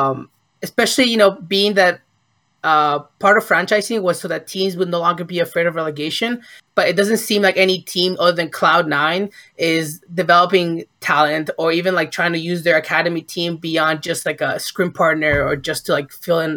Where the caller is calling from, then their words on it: Ventura, California, United States; I'm calling from Ventura, California.